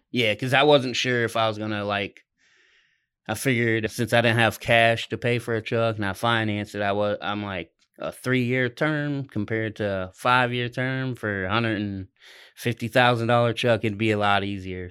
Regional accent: Ohio, United States; moved away as an adult; now in Oklahoma, United States; I'm from, I'm originally from Ohio, but I've been in Oklahoma the last three and a half years.

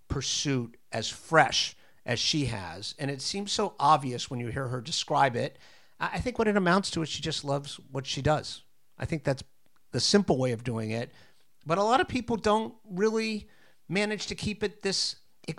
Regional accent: Coral Gables, Florida, United States; moved away as an adult; now in New York, United States; I actually grew up in Southern Florida in Coral Gables

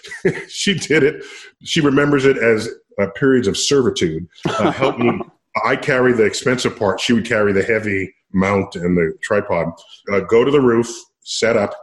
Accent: New York City, New York, United States; I grew up in New York City

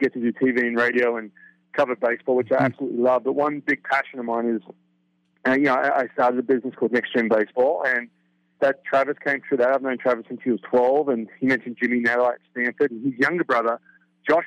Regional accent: Australia; born or raised there; now in United States

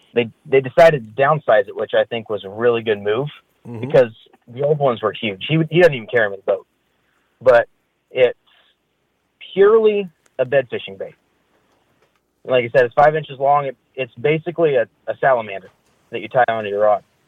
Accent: Turlock, California, United States; I was born and raised in Turlock

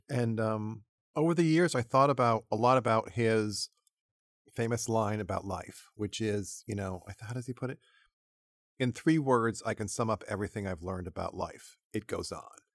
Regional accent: New England, United States; I grew up in New England

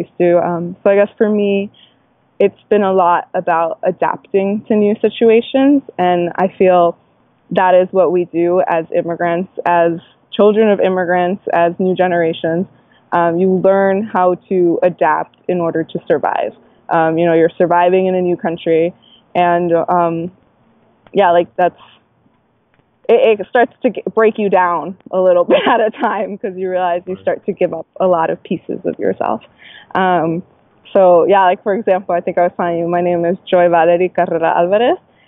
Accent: Suffern, New York, United States; born or raised there; also born or lived in Queens, New York

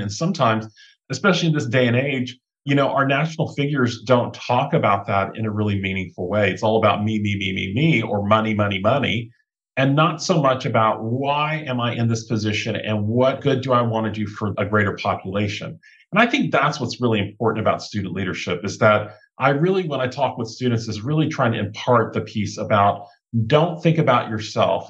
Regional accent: South Georgia, United States; moved away; also born or lived in Thailand (mother's origin); I grew up in South Georgia with my brother, my older sister, my younger brother, my mom and dad

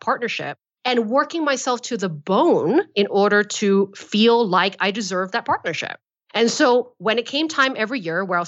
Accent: Malaysia; I'm from Malaysia

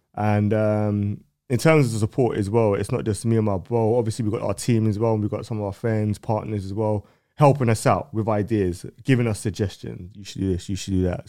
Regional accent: London, United Kingdom; me growing up in North

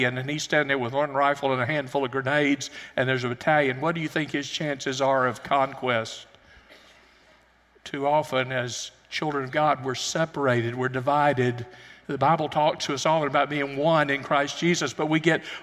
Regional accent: United States; also born or lived in Alabama / Tennessee; I grew up in Alabama and Tennessee

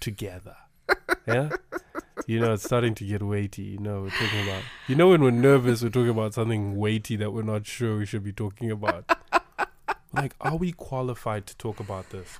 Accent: Zimbabwe; moved away; We are from Zimbabwe. We are from Africa.

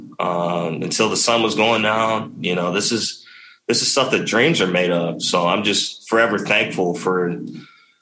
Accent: Texas, United States; it wasn't as diverse as you see here in the big leagues by any means growing up in Texas

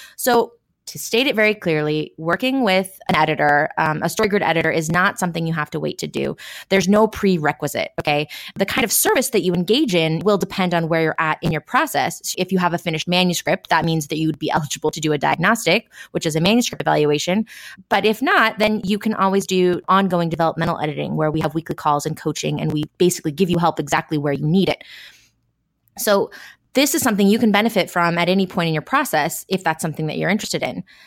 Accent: Washington, United States; we're all from Washington and we met in Central Washington

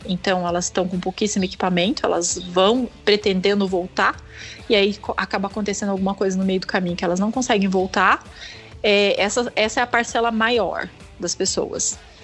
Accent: Pindamonhangaba, São Paulo, Brazil; eu sou de Pindamonhangaba

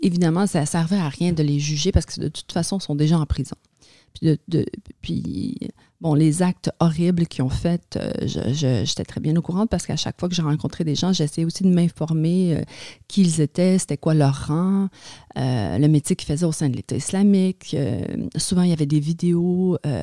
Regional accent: Montreal, Quebec, Canada; born or raised there; French is a second language; also born or lived in a Kurdish village, Turkey

